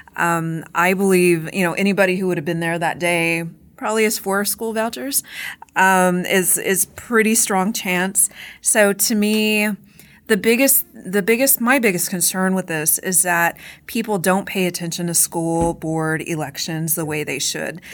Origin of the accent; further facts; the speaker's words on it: Corpus Christi, Texas, United States; my hometown, but I live near Corpus Christi